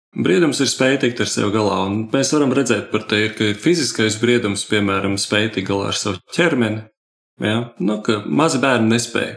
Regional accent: Latvia

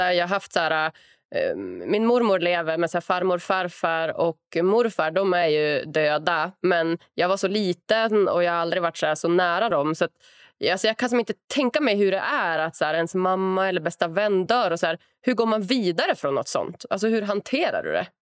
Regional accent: Norrland, Sweden; jag är ändå född och uppvuxen i Sverige och har väldigt så här, stereotypt liv. Liksom. Mamma, mm. pappa, två brorsor på en, en jättelugn gata i Norrland

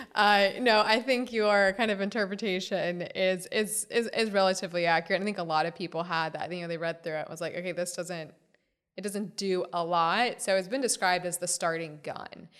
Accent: Florida, United States; Congressman Darren Soto from my home state of Florida

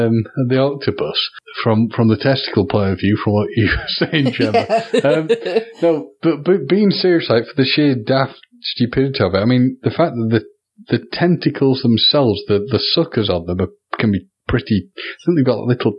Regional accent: Yorkshire and the Humber, United Kingdom; Being a Yorkshire man.

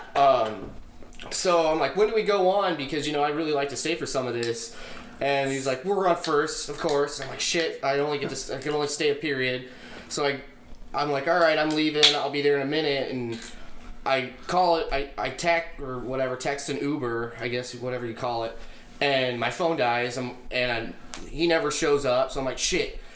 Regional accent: Defiance, Ohio, United States; we feel like a Toledo band, even though yep. we're from Defiance.

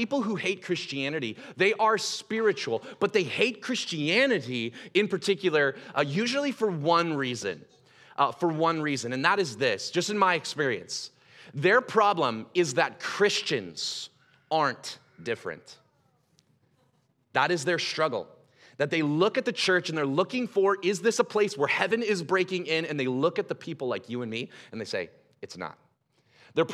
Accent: Gresham, Oregon, United States; I'm from Gresham

